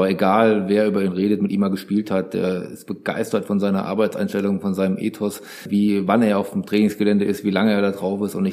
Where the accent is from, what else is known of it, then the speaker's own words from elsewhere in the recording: Hesse, Germany; Also ich komme so halbwegs aus der Nähe von Aschaffenburg, ich komme aber aus Hessen